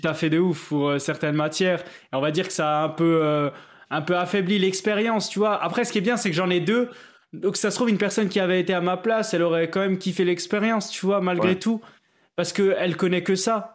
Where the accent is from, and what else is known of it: France